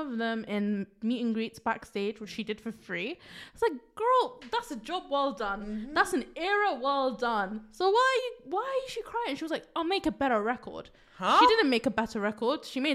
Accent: England, United Kingdom; Don't believe my accent. I was born here, so I have to have this accent.

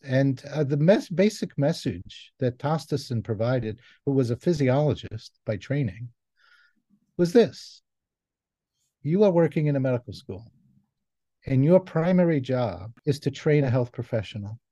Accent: New York City, New York, United States; moved away; also born or lived in Israel; I was born in Israel, I grew up in New York City

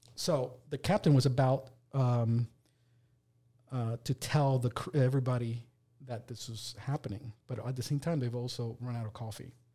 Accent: Puerto Rico; now in Delaware, United States; the stuff I grew up with in Puerto Rico

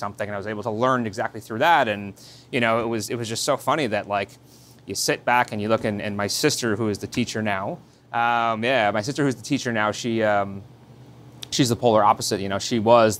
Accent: Yorktown Heights, New York, United States; So I grew up right here in Westchester in a town called Yorktown Heights

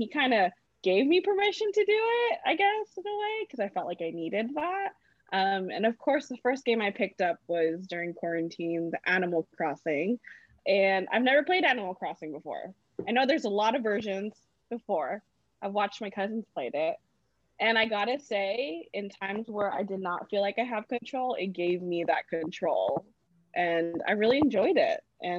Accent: Philippines; I've always wanted to, but, you know, I'm Filipino.

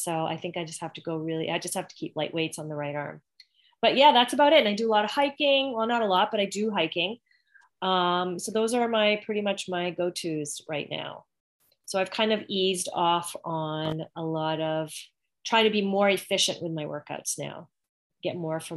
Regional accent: Canada; now in Greenwood Lake, United States; I'm originally from Canada

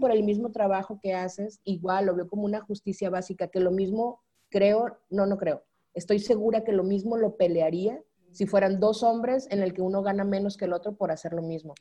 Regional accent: Sinaloa, Mexico; moved away as an adult; also born or lived in Guadalajara / Culiacán / Nuevo Laredo / Mexico City; soy sinaloense y en Sinaloa se dice marotona.

